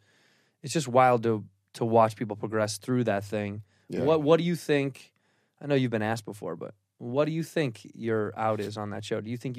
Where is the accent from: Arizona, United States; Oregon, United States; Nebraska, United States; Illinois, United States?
Illinois, United States; Chicago